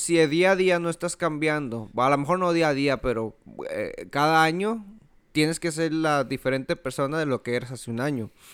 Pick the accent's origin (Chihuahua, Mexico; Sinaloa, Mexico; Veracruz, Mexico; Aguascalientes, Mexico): Chihuahua, Mexico; Ciudad Juárez; moved away; yo crecí en Juárez